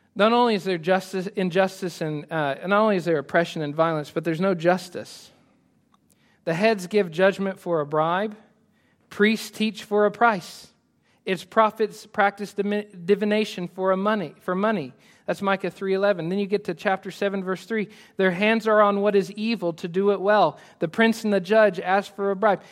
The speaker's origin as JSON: {"language": "English", "country": "United States", "said": "I love being American"}